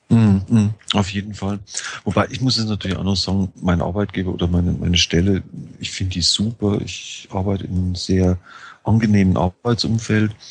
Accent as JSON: {"language": "German", "region": "Bavaria", "country": "Germany", "tie": "born or raised there", "also_born_or_lived": "Frankfurt", "said": "ich hatte äh, immer schon ein Auto, ich bin auf dem Land aufgewachsen. In Niederbayern ist man ohne Auto nicht lebensfähig."}